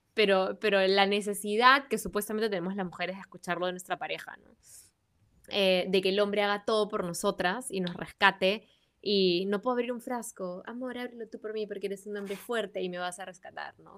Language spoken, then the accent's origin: Spanish; Peru; quiénes somos el día de hoy como peruanos